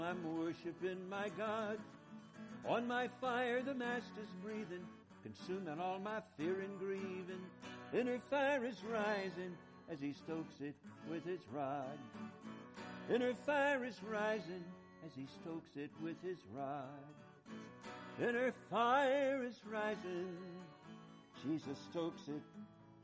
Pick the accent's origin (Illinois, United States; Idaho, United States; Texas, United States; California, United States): Idaho, United States; Boise; we hail from Idaho, Boise in particular